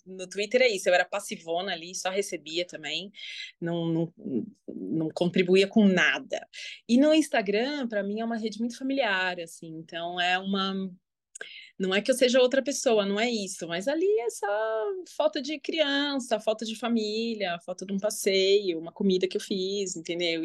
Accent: São Paulo, Brazil; eu sou de São Paulo, tenho 42 anos

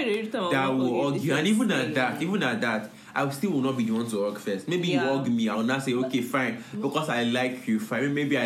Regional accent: Nigeria; As a Nigerian, I can never feel distancing myself.

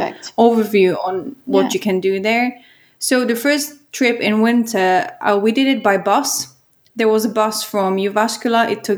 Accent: Czechia; now in Finland; I'm from the Czech Republic.

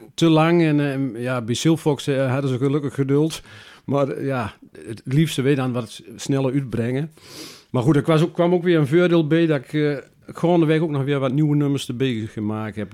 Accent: Kilder, Gelderland, Netherlands; also born or lived in Beek; now in Zeddam, Netherlands; ik kwam van oorsprong uit Kilder

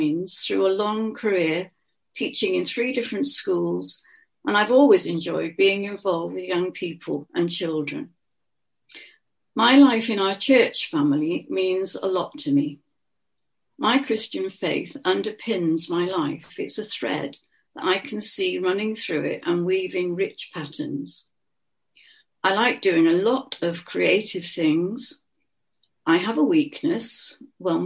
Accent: Bristol, South West England, United Kingdom; accent: Bristol; I have got, some people say, a distinctive Bristol bit in my accent.

